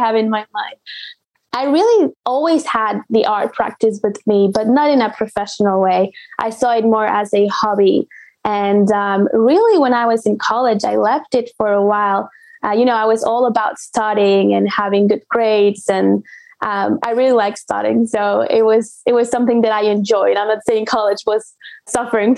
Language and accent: English; Mexico City, Mexico; moved away as an adult; also born or lived in Morelia, Michoacán / Rome; now in Dallas, United States; I was born in Mexico City. That's where all my family's from. And Chilanguísima, but not that much, because when I was 15, we moved to Morelia